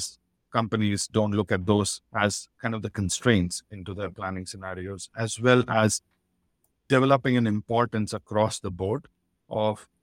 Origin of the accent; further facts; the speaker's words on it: Nigeria; moved away; also born or lived in Ghana; I grew up in Nigeria